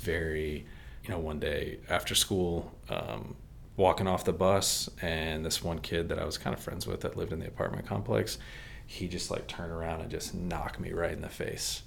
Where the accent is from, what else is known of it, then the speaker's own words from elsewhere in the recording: Maryland, United States; also born or lived in Texas; And then we moved to Maryland at that point